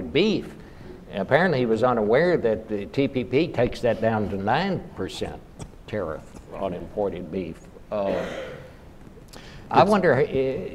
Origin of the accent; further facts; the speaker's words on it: Texas, United States; I'm from Texas